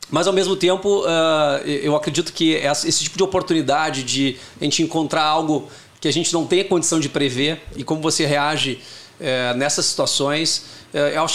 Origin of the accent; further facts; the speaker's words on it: Porto Alegre, Rio Grande do Sul, Brazil; Eu sou de Porto Alegre, natural de Porto Alegre. Eh, tinha tenho dois irmãos e uma irmã, então nasci numa família com bastante oportunidade de trabalho em equipe